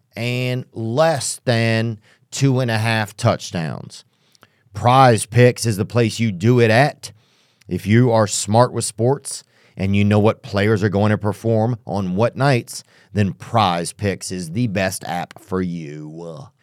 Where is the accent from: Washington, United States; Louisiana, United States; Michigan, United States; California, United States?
Louisiana, United States; about an hour north of New Orleans; I'm from Louisiana.